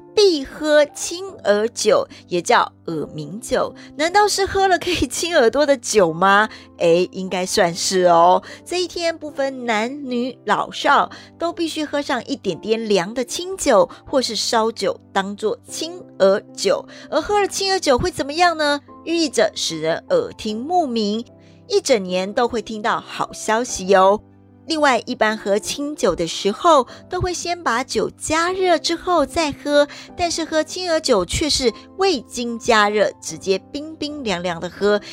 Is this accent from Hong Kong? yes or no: no; Taiwan; 我们台湾人